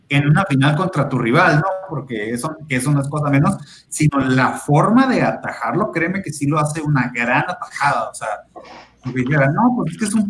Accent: Mexico; ganamos nomás uno, pero honrado. Porque somos mexicanos.

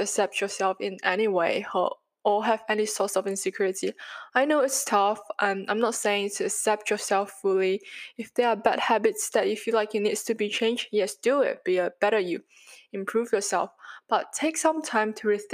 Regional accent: Malaysia; now in Sydney, Australia; I'm a Malaysian Chinese

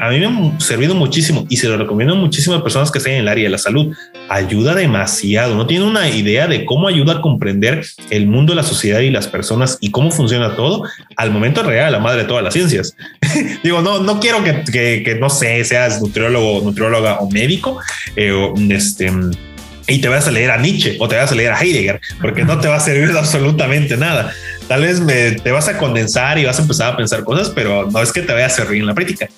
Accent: Mexico; yo como mexicano

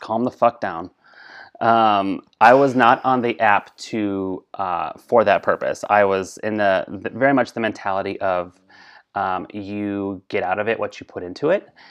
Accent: Colorado, United States; I was raised in Colorado.

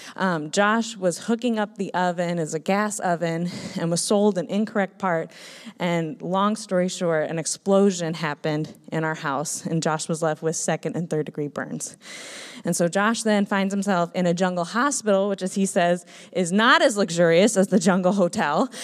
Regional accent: Minnesota, United States; moved away; I grew up in Minnesota

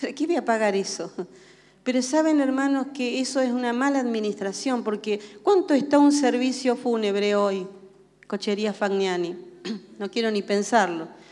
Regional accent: Argentina; nacimos en Argentina y ustedes saben que los argentinos tenemos una cultura muy arraigada, somos reargentinazos

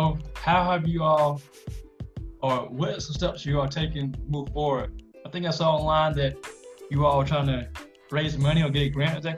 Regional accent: Greenville, South Carolina, United States; I'm from Greenville, South Carolina, which is where I am now.

